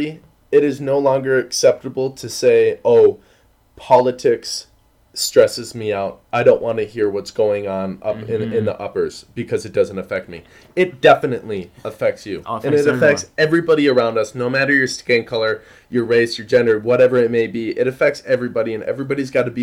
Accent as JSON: {"language": "English", "region": "Minnesota", "country": "United States", "said": "us Minnesotans"}